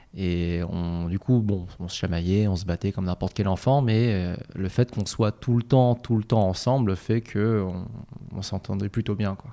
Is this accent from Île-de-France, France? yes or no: yes; Noisy-le-Grand, Île-de-France, France; also born or lived in Paris; on a grandi à Noisy-le-Grand avant mhm. de déménager pour Paris dans le 3e arrondissement